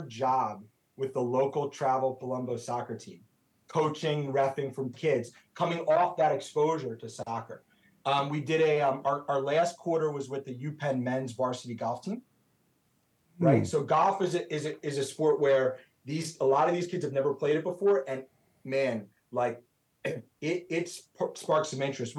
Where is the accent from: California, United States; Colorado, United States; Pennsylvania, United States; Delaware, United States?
Pennsylvania, United States; Philadelphia; I'm from Philly